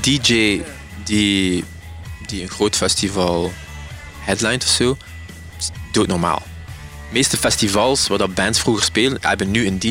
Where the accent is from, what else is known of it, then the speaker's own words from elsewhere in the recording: Ghent, Flanders, Belgium; wij zijn kinderen van de Gentse feesten